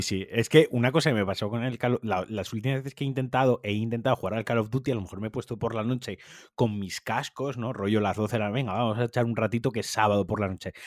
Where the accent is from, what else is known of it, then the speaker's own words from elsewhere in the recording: Valencian Community, Spain; en mi caso, valenciano parlante